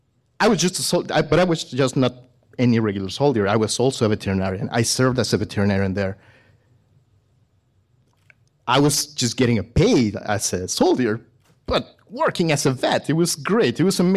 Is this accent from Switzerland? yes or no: no; Mexico; English is a second language; I am a veterinarian from Mexico. I studied there.